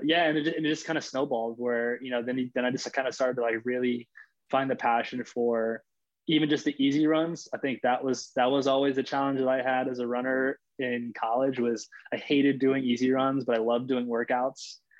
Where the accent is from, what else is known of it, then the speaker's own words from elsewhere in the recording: Los Angeles, California, United States; also born or lived in Florida; I'm actually from LA. So I'm born and raised in Los Angeles